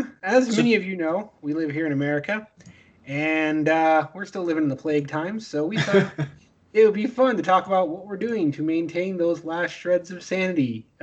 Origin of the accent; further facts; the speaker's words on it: Riggins, Idaho, United States; moved away; so much of it could have happened in my hometown.